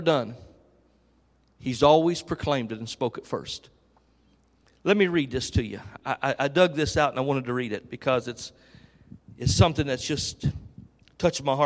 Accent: Dayton, Ohio, United States; But I'm from Dayton, Ohio. I actually live 12 minutes from Dayton International Airport.

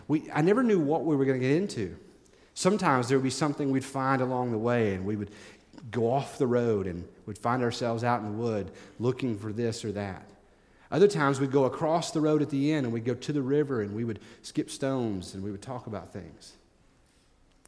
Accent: East Tennessee, United States; When I was growing up in East Tennessee

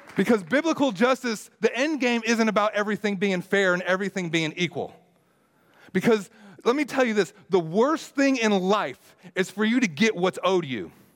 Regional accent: United States; me being as an American

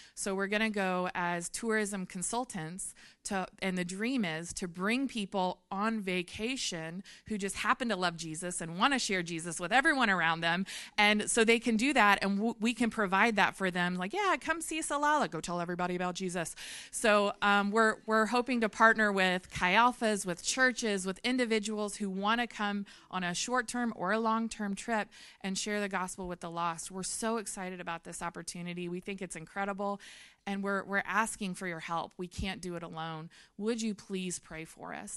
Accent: Memphis, Tennessee, United States; moved away; I'm from Memphis, Tennessee

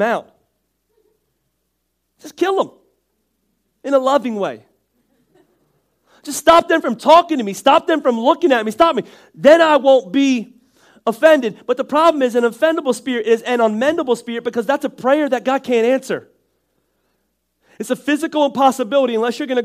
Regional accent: Northeast, United States; I'm from the Northeast and that's just where we talk from.

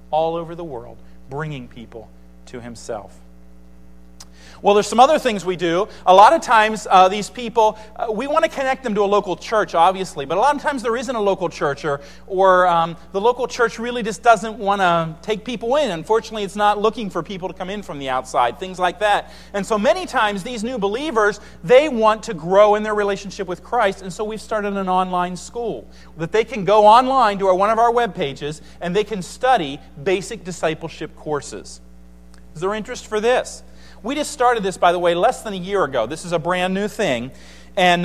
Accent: United States; as an American

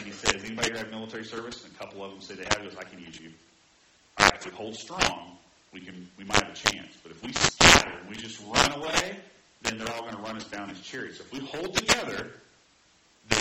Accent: Indiana, United States; grew up in Indiana where zone defense was kind of a literal four-letter word

